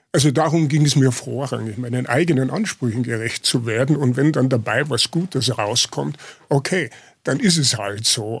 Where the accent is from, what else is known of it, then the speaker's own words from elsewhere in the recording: Lower Bavaria, Germany; moved away; also born or lived in Munich suburb, Germany / Munich, Germany; meine Identität war primär Niederbayer